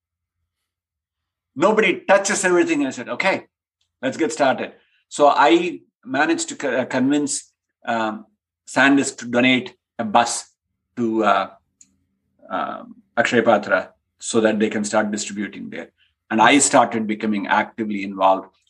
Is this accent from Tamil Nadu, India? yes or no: yes; Chennai, Tamil Nadu, India; moved away as an adult; this is my hometown